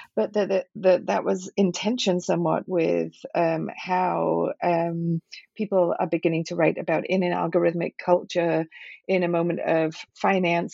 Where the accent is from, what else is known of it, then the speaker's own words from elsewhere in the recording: Liverpool, North West England, United Kingdom; moved away as an adult; also born or lived in Manchester / Cambridge / Princeton / Rochester; now in Philadelphia, United States; I grew up in Liverpool and Manchester in the UK